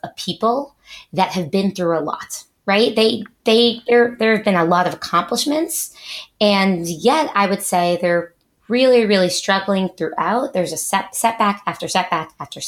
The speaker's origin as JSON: {"language": "English", "town": "Teaneck", "region": "New Jersey", "country": "United States", "tie": "born or raised there", "also_born_or_lived": "Israel", "moved": "as an adult", "lives_now": "Herzliya, Israel", "said": "I grew up in Teaneck, New Jersey with my brother, Sam."}